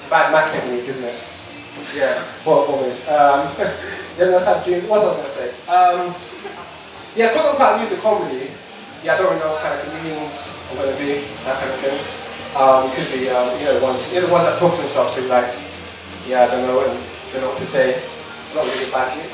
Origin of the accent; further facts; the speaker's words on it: Harrow, London, United Kingdom; I'm born Harris Harrow, so Harrow's a shithole.